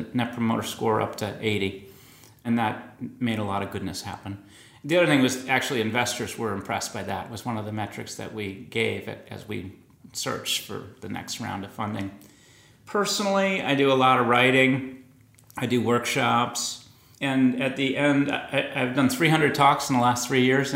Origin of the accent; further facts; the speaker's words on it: Boston, Massachusetts, United States; I grew up in Boston. From Dorchester